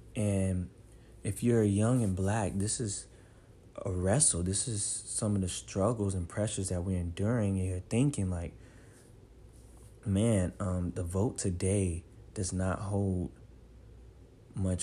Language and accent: English; United States; So many times growing up in the Black community, voting is very serious. I mean, heck, in America, voting is very serious, you know.